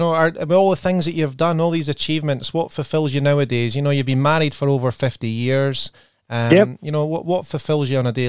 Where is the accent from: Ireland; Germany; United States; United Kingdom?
United Kingdom; Scotland; accent: Scottish; now in Australia; my Scottish accent